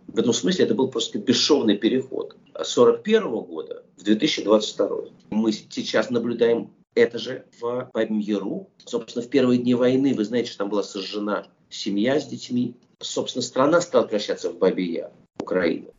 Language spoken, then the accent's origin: Russian; Russia; moved away as an adult; also born or lived in Soviet Union; я, был вырос а в России, прожил там все-таки очень много лет своей жизни